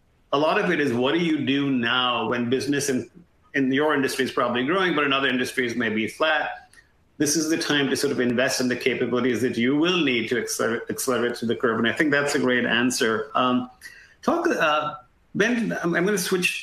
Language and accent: English; India; moved away; growing up in India